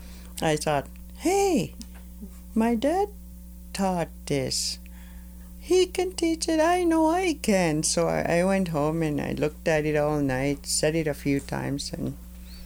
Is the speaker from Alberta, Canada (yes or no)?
yes; Maskwacis, Alberta, Canada; I teach syllabics and I am from Maskwitchase